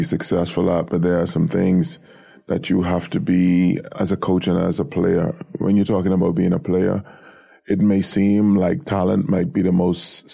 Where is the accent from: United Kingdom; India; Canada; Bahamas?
Bahamas; Nassau, New Providence; I grew up in an area on Harold Road, which is now called Tonic Williams Darling Highway. But my immediate neighborhood was the surrounding areas of Yellow Elder